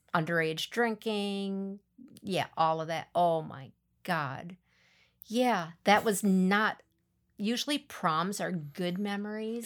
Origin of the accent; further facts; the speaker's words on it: Milan, Wisconsin, United States; also born or lived in Abbotsford / Athens; growing up in Milan, Abbotsford, Athens